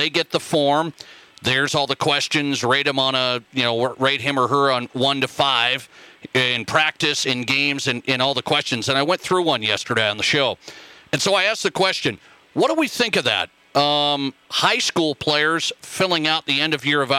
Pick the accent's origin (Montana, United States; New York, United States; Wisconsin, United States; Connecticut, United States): Montana, United States; moved away; My home state of Montana